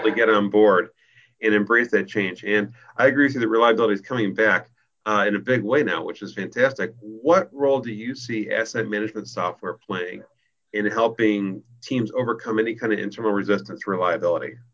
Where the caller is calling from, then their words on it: Chicago, Illinois, United States; I'm calling it from Chicago